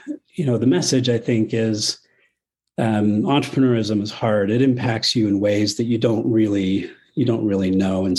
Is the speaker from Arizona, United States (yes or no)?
yes; Arizona, United States; now in Utah, United States; I grew up in Arizona, so I ski with a Phoenix accent